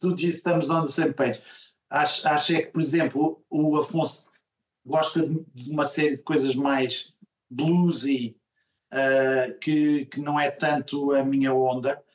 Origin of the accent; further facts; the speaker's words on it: Coimbra, Centro, Portugal; moved away; eu sou de Coimbra originariamente, embora não tenha vivido lá boa parte da minha vida, mas eh, nasci lá. Uh, e depois vivi lá durante anos importantes, não é? da adolescência e, e universidade